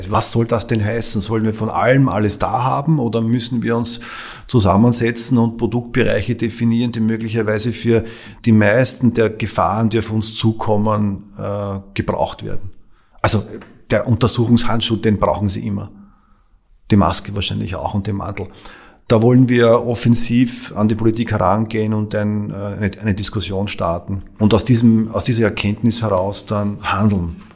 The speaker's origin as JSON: {"language": "German", "country": "Austria", "said": "Wollen wir äh, als Österreicher, als österreichischer Staat hier Geld und Zeit investieren, um uns äh, unabhängiger zu machen?"}